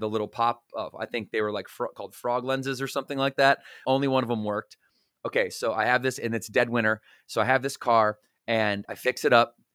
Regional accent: Battle Creek, Michigan, United States; moved away as an adult; also born or lived in Southwest Florida; now in Charlotte, United States; we're from Battle Creek, Michigan, where we were born and raised together

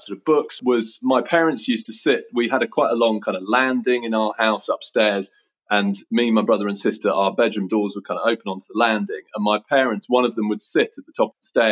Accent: Oxford, South East England, United Kingdom; I grew up in Summertown in Oxford, and I now live about a mile from Summertown in Oxford.

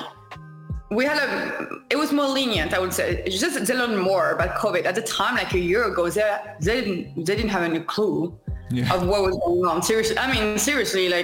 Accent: France; English is a second language; moved away as an adult; also born or lived in Chicago / Long Beach; I'm from France initially. I moved to like Long Beach a couple of years ago

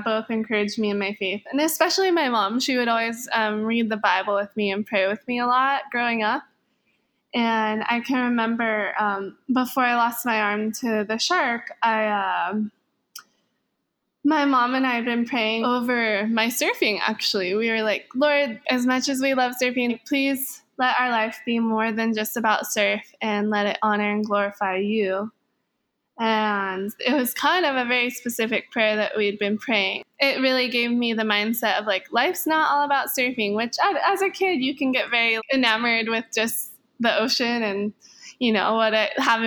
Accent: Hawaii, United States; I'm born and raised in Hawaii

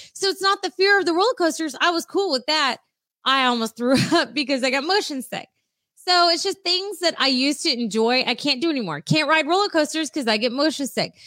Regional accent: San Diego, California, United States; I grew up in San Diego

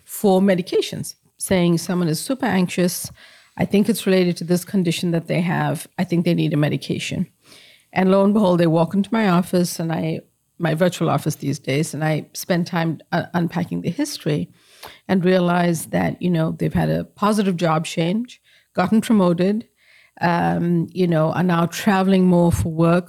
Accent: South Africa; moved away; I grew up in apartheid in South Africa

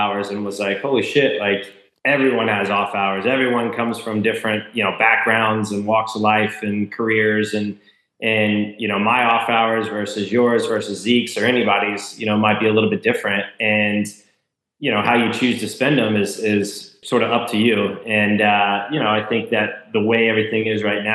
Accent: Lawrenceburg, Indiana, United States; I grew up in Lawrenceburg, Indiana

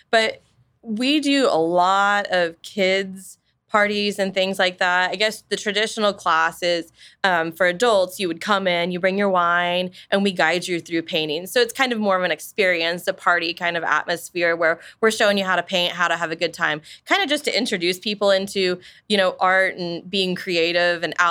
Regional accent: Wichita, Kansas, United States; I was born and raised in Wichita. Mm. Um, we moved out of town uh, for a brief period, but mostly we've been here. We raised our kids here

